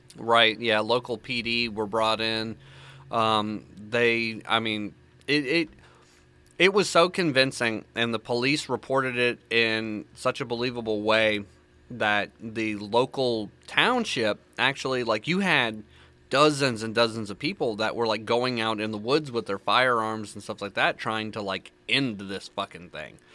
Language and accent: English; the South, United States; accent: country; Born and raised in the South